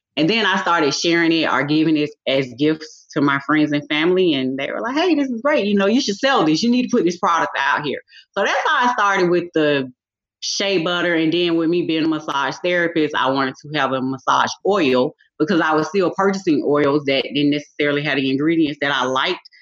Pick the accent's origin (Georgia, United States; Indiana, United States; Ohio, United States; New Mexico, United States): Georgia, United States; Decatur; also born or lived in Atlanta, Georgia; I was born in Atlanta, Georgia. I was raised and grew up in Decatur, Georgia